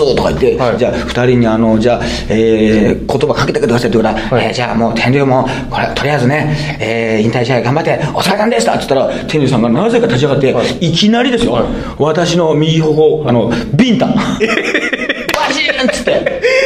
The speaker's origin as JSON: {"language": "Japanese", "town": "Toyooka", "region": "Hyogo", "country": "Japan", "tie": "born or raised there", "said": "私の出身の兵庫県豊岡市"}